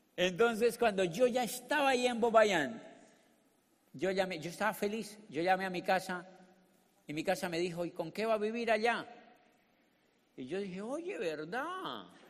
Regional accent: Colombia; born or raised there; moved away as an adult; also born or lived in Neiva, Colombia / Popayán, Colombia / Spain

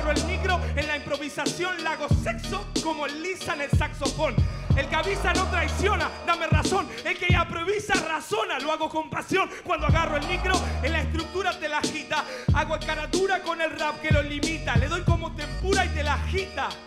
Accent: Argentina; No bajo el carajo, soy argentino.

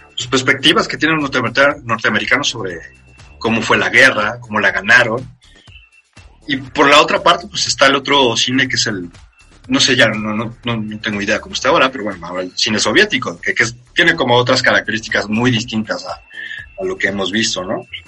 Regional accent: Mexico; como mexicano o que nació de este lado del charco

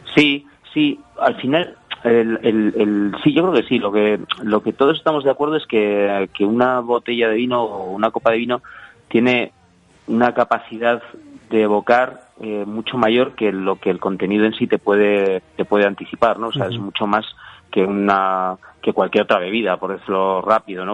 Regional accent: village near the Sierra de Yerga, La Rioja, Spain; Mi pueblo está, de lo que es la propia sierra, mi pueblo está como a 11, 12 kilómetros

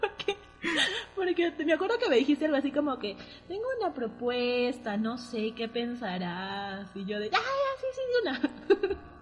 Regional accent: Arequipa, Peru; soy de Arequipa, de la ciudad blanca de Arequipa, que está al sur del Perú

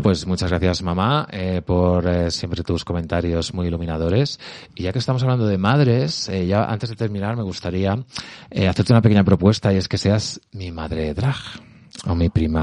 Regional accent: Albacete, Castilla-La Mancha, Spain; now in Madrid, Spain; Yo soy de Albacete.

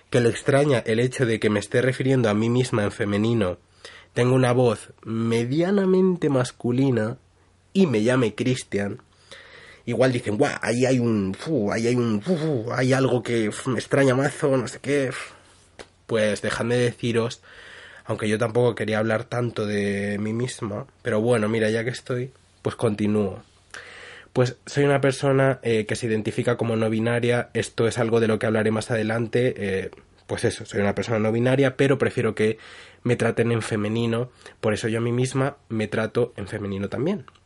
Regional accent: Madrid, Community of Madrid, Spain; born there; Vale, yo nací en Madrid, la capital de España, pero es que viví allí muy poco y luego me he ido como moviendo de un sitio a otro.

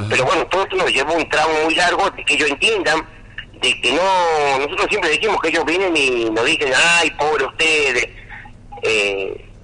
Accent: Salta, Argentina; de este, de mi pueblo, de, mi comunidad, que es la era una comunidad con 40 familias aproximadamente

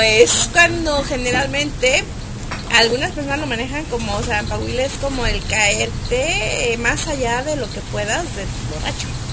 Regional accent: Guadalajara, Jalisco, Mexico; accent: tapatío

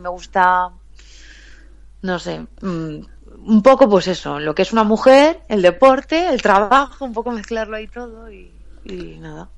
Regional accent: Galicia, Spain; accent: Galician; moved away as an adult; now in Madrid, Spain; soy gallega, se me nota un poco en el acento

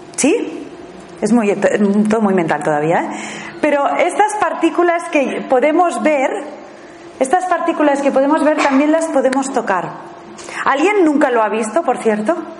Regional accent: Spain; also born or lived in Thailand; me fui fuera a vivir fuera de España

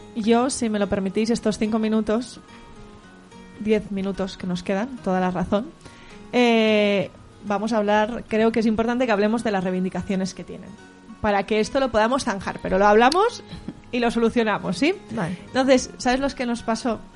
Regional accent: Valencian Community, Spain; moved away as an adult; now in Pamplona, Spain; Yo soy valenciana

